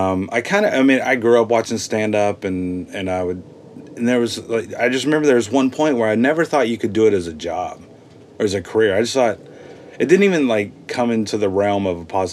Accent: Texas, United States; moved away as an adult; now in Los Angeles, United States; I'm from Texas

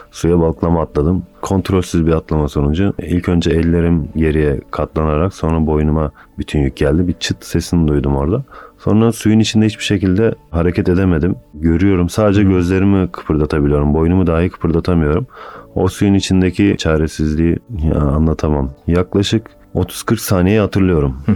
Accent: Istanbul, Turkey; born there; 1989 İstanbul doğumluyum. Aslen Karamanlıyım.

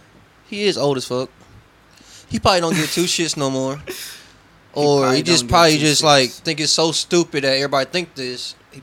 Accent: Ohio, United States; also born or lived in Atlanta, Georgia, United States; I was born Atlanta, moved up here, so I'll get you saying I'm from Ohio.

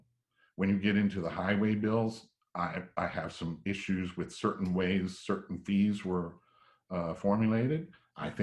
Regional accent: South Georgia, United States; now in Fayetteville, United States; I was born down in South Georgia and grew up in an agricultural world all my life

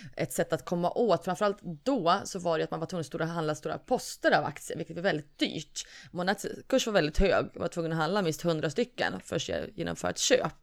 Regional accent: Norrland, Sweden; moved away; also born or lived in Gothenburg; från Norrland

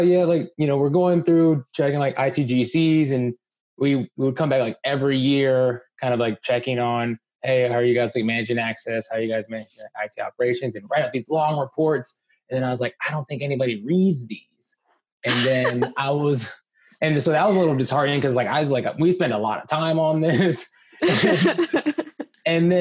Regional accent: Columbia, Maryland, United States; also born or lived in Washington, D.C.; now in San Francisco, United States; I grew up in Columbia, Maryland. Howard County stand up

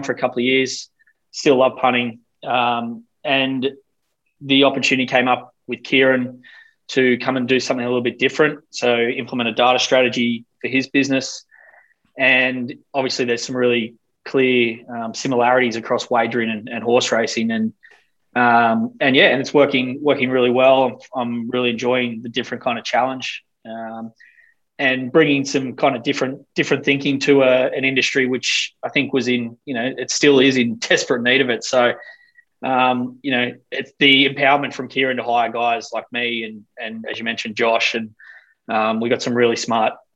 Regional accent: Sydney, New South Wales, Australia; I've been doing my best for the last 10 years to get away from the Shire, but can't deny that's where I grew up

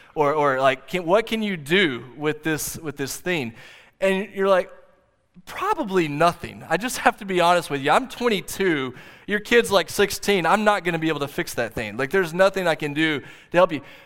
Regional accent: Oklahoma, United States; I grew up here in Oklahoma

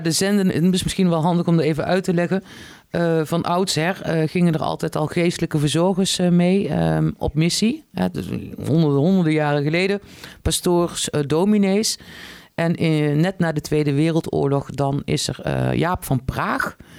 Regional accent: Tilburg, North Brabant, Netherlands; also born or lived in Vlissingen / Den Helder; now in Arnhem, Netherlands; ik kom oorspronkelijk uit Tilburg

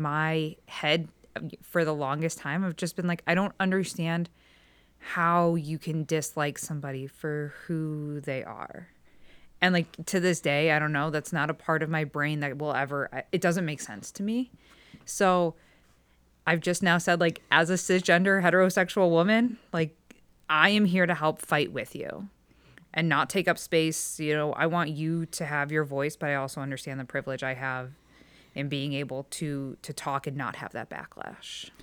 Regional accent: Strongsville, Ohio, United States; now in Middleburg Heights, United States; I grew up in Strongsville

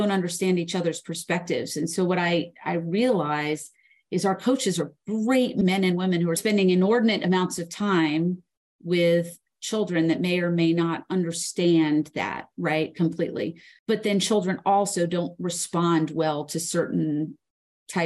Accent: Knoxville, Tennessee, United States; also born or lived in Philadelphia; growing up in Knoxville, Tennessee

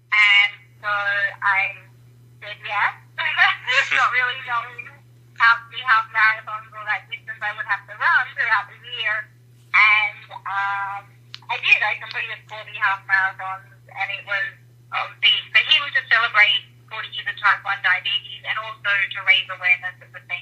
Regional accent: Sydney, New South Wales, Australia; Yeah, so I grew up in Sydney, Australia, which I'm sure you can tell by my accent.

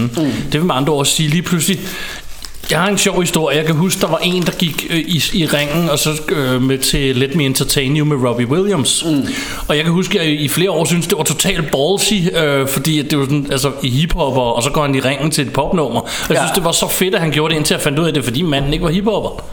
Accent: Ballerup, Capital Region of Denmark, Denmark; jeg er vokset op i Ballerup

